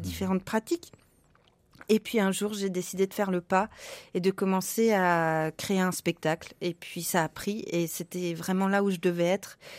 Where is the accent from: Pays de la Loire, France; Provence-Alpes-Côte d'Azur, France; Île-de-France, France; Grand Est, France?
Île-de-France, France; Paris; moved away as an adult; also born or lived in Prague, Czech Republic; now in Lyon, France; je ne suis pas de la région lyonnaise, je suis parisienne